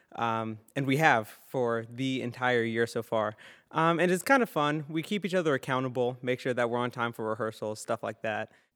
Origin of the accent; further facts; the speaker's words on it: St. Petersburg, Florida, United States; I'm from St. Petersburg, Florida, and I play tuba